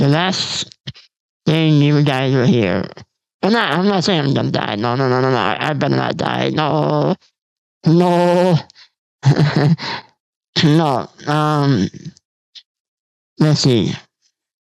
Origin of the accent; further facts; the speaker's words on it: United States; I'm from the United States